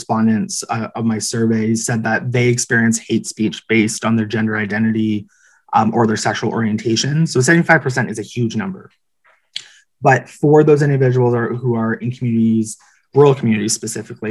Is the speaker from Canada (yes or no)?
yes; Kincardine, Ontario, Canada; also born or lived in Ottawa; my hometown in Kincardine